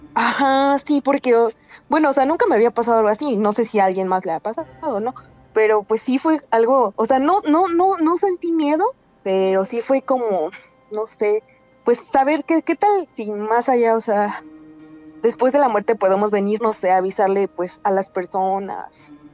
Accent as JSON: {"language": "Spanish", "region": "Puebla", "country": "Mexico", "said": "Soy de Puebla"}